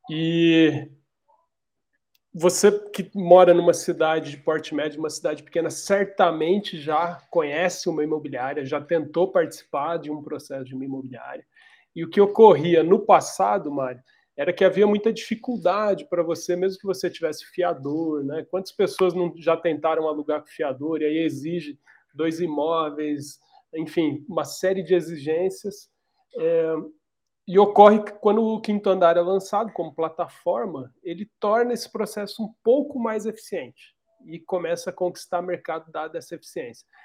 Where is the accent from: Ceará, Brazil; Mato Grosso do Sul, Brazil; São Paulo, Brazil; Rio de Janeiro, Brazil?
São Paulo, Brazil; Dracena; Eu, eu sou do interior do estado de São Paulo, de uma cidadezinha bem pequenininha chamada Dracena, e eu desde os meus 15 anos de idade, trabalho na área de tecnologia.